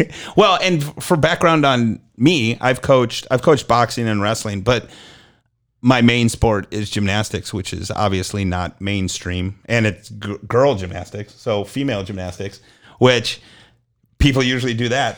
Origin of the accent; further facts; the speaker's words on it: Illinois, United States; moved away as an adult; also born or lived in Minnesota / Mississippi; now in North Texas, United States; I grew up in Illinois